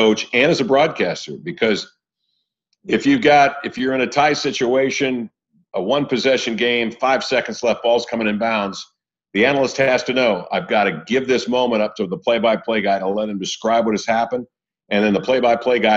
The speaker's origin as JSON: {"language": "English", "town": "Indianapolis", "region": "Indiana", "country": "United States", "tie": "born or raised there", "also_born_or_lived": "Seattle / Portland", "moved": "as an adult", "lives_now": "Chelan, United States", "said": "I grew up in Indianapolis, Indiana, you know, before the internet, before 500 channels, and the entertainment in our town on the west side of Indy"}